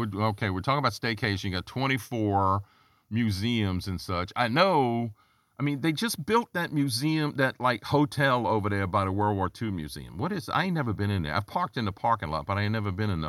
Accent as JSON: {"language": "English", "town": "Gonzales", "region": "Louisiana", "country": "United States", "tie": "born or raised there", "moved": "as an adult", "lives_now": "New Orleans, United States", "said": "I'm from up the river. I'm from up the river. I'm from Gonzales, the jambalaya capital of the world."}